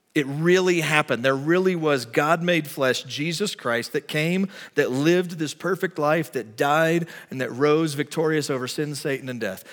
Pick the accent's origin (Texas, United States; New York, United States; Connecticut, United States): Texas, United States; moved away; I'm from Texas